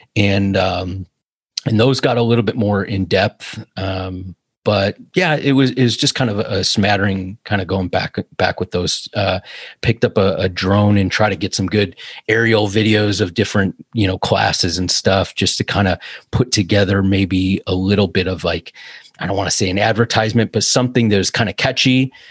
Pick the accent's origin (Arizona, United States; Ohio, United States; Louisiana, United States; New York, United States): Ohio, United States; Cleveland; moved away as an adult; also born or lived in California; I'm from Cleveland